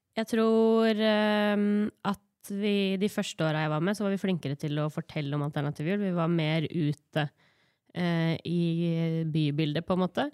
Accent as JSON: {"language": "Norwegian", "town": "Gjøvik", "region": "Innlandet", "country": "Norway", "said": "Jeg sier oftest at jeg er fra Gjøvik fordi folk ikke veit hvor Hunndølen er, men jeg er hunndøling"}